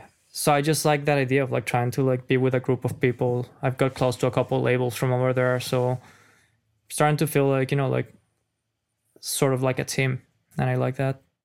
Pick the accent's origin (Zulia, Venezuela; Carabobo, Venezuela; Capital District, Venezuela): Capital District, Venezuela; Caracas; English is a second language; moved away as an adult; now in United States; I'm a foreigner, as you know. If you guys didn't notice my accent, I'm from Caracas